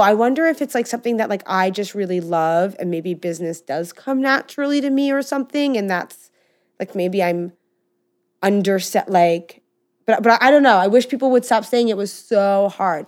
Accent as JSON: {"language": "English", "country": "United States", "said": "I do come from some privilege, as I mean, anybody growing up in America"}